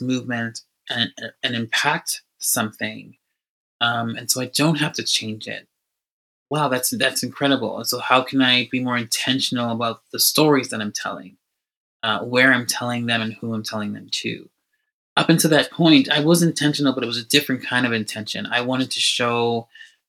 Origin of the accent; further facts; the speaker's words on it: Atlanta, Georgia, United States; now in Toronto, Canada; because I grew up in Atlanta, Georgia, I was surrounded by conversations of civil rights movement.